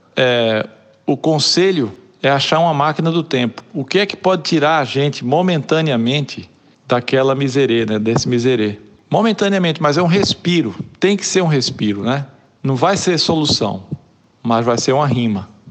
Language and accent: Portuguese; Olinda, Pernambuco, Brazil; accent: Pernambuco; moved away as an adult; now in London, United Kingdom; o sotaque denuncia que eu sou de Pernambuco, de Olinda mais especificamente